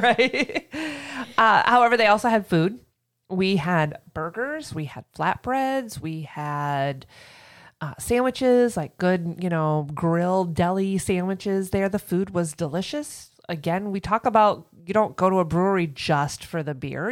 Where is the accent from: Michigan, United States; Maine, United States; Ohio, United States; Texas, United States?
Michigan, United States; now in Florida, United States; When I was a kid growing up in Michigan